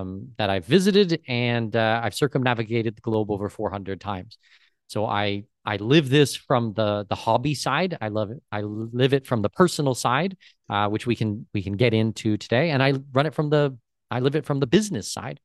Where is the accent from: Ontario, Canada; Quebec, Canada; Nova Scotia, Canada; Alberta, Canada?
Ontario, Canada; Southwestern; now in Panama City, Panama; born and raised Southwestern Ontario. I'm Canadian.